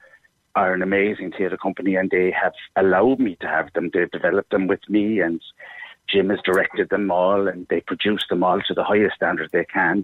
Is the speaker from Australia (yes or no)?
no; Cobh, Munster, Ireland; I love my hometown of Cove